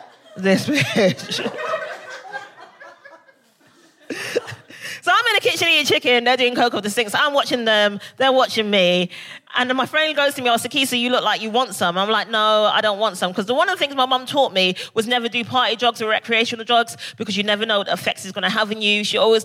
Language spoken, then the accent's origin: English; Barbados; I think I love to party because I'm originally from Barbados.